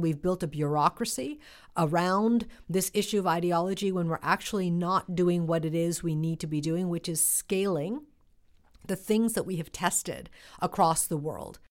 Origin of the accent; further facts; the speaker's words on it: United States; as somebody who grew up, uh, in this country in the nineteen seventies and nineteen eighties